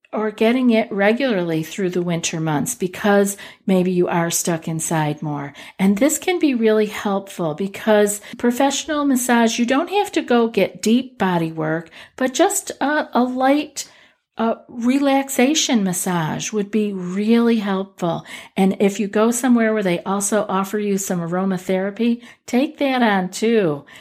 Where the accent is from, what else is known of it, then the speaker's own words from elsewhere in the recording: Northeast, United States; I'm from the Northeast